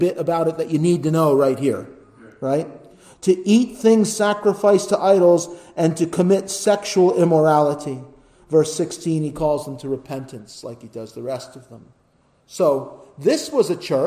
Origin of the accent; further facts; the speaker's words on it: United States; as an American